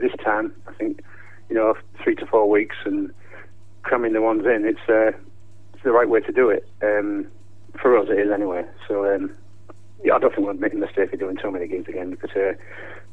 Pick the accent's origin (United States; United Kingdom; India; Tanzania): United Kingdom; Hull, Yorkshire and the Humber; now in near Crewe, United Kingdom; I am from Hull